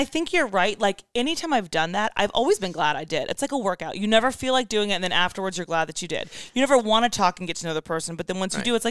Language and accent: English; Falls Church, Virginia, United States; moved away; also born or lived in Raleigh, North Carolina / Charlotte, North Carolina; No, I'm from Northern Virginia too.